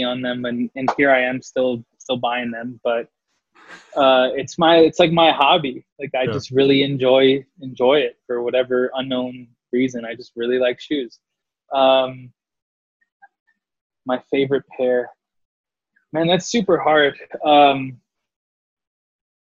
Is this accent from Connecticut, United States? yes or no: no; San Antonio, Texas, United States; moved away as an adult; now in Los Angeles, United States; a kid born and raised in the South Side and going to McCollum